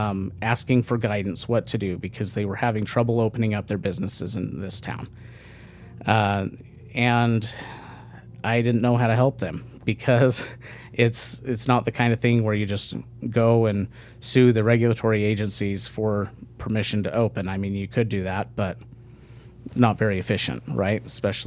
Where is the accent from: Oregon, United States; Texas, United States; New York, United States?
Texas, United States; San Antonio; So I grew up mostly in Texas, a few other places, but was mostly in San Antonio.